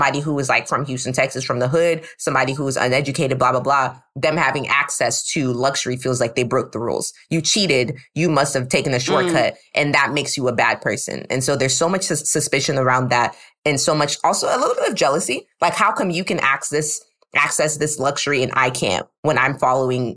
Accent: Nigeria; I'm Nigerian

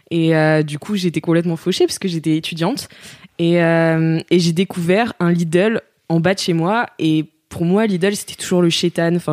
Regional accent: Nantes, Pays de la Loire, France; now in Paris, France; on vient de Nantes

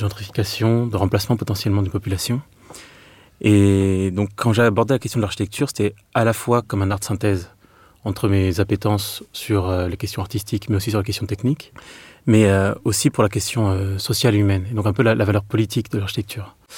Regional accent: Meaux, Île-de-France, France; moved away; also born or lived in Clermont-Ferrand; je suis de Meaux, en Seine-et-Marne. Donc euh, pour ma part, c'est vrai que ma vie natale, en fait, c'est une ville où il y avait des grands ensembles

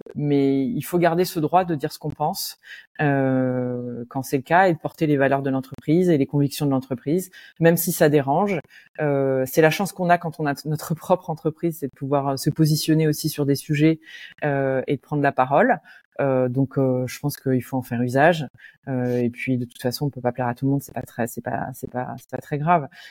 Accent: Roubaix, Hauts-de-France, France; moved away; dans mon enfance euh, à Roubaix

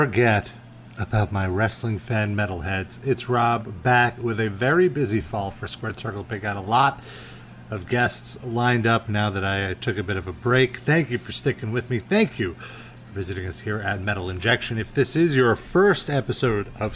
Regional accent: New York, United States; I'm a New Yorker

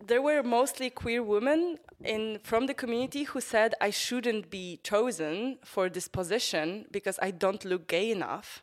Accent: northern Poland, Poland; now in Warsaw, Poland; I was growing up in a small city, uh, north of Poland

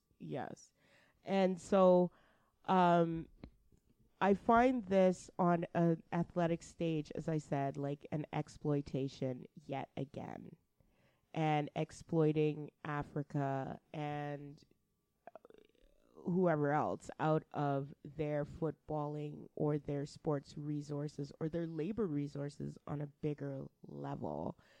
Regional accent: Canada; I stopped being a black Canadian to a certain extent and started just being a Canadian

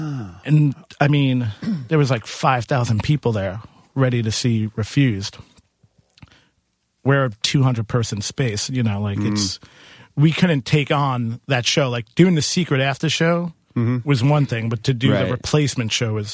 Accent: Queens, New York, United States; I'm from Queens.

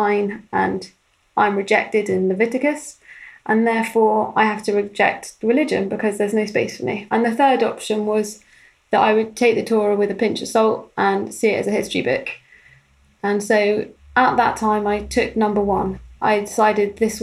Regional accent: London, United Kingdom; born or raised there

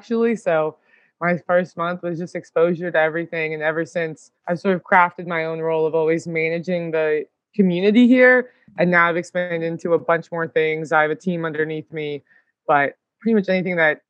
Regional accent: Iowa, United States; moved away as an adult; also born or lived in Michigan / New York; now in Nashville, United States; I'm originally from Iowa, so nowhere too exciting.

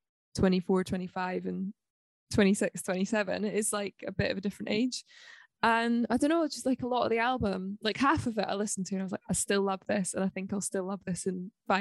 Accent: Livingston, Scotland, United Kingdom; also born or lived in Balerno; I am a girl from Scotland. I'm half Swedish. I grew up in Livingston, which is sort of in between Edinburgh and Glasgow. And then I moved to a village called Balerno

